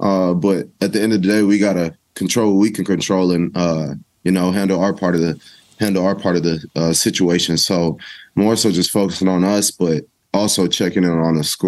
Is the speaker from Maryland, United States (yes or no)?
no; El Paso, Texas, United States; I'm from El Paso, Texas. So that's one of the closer places I play to at home.